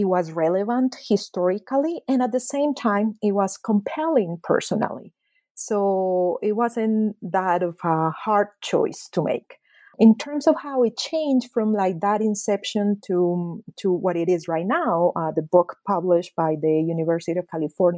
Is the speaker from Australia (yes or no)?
no; Medellin, Antioquia, Colombia; So because I was born and raised in Medellin, because my mother and my mother's family are paisas from Medellin, I always felt that I wanted to explore more my other side of the family, you know, the Guajira side.